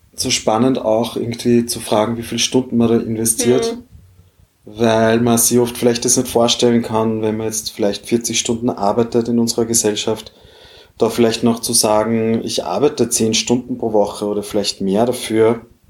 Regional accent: Austria; bei uns in Österreich

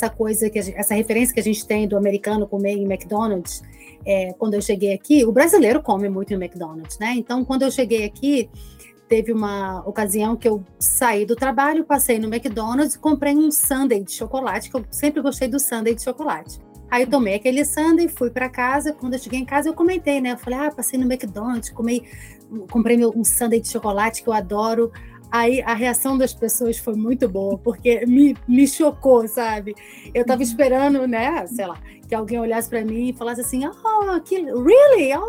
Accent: Brazil; porque a gente, como brasileiro, a gente se amontou aí.

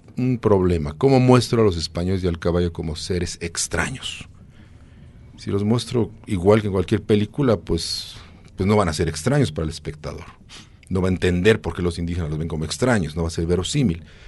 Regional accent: Mexico; lo que somos los mexicanos

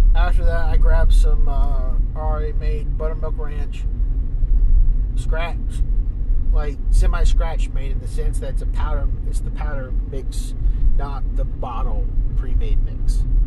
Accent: Maiden, North Carolina, United States; as soon as I got into Maiden as soon as I got in my hometown

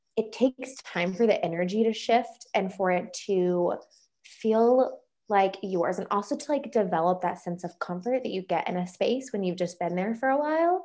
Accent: North Carolina, United States; moved away as an adult; also born or lived in Colorado; now in Michigan, United States; I grew up in North Carolina, went mm-hmm. to college in North Carolina

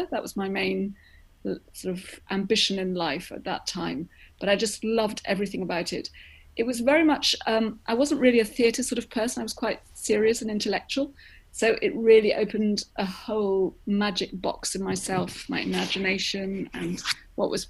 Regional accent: London, United Kingdom; born there; the only reason I was born in London was because my mother came over from Greece to, for me to be born here

